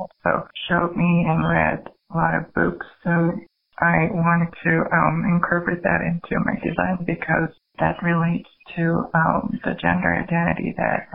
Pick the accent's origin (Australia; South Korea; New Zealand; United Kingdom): South Korea; moved away as an adult; now in New York, United States; when I grew up in Korea, society was a little more conservative compared to here